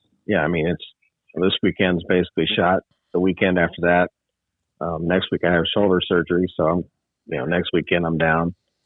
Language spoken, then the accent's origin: English; Indianapolis, Indiana, United States; moved away as an adult; now in Plymouth, Wisconsin, United States; So it's down in Indy now, which that's my hometown.